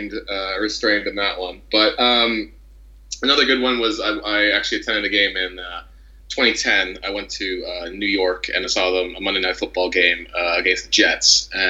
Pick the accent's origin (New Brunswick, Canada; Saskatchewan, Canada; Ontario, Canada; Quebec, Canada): Ontario, Canada; Toronto; born or raised there